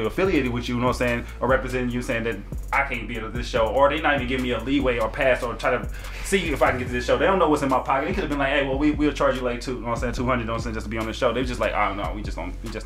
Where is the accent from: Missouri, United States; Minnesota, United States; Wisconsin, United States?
Missouri, United States; St. Louis; moved away as an adult; also born or lived in Las Vegas; when I came from St. Louis to Vegas